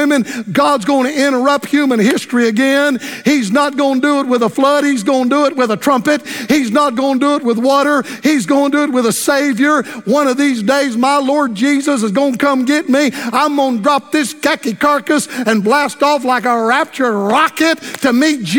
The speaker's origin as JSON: {"language": "English", "region": "Florida", "country": "United States", "said": "Tampa, Florida, my home state"}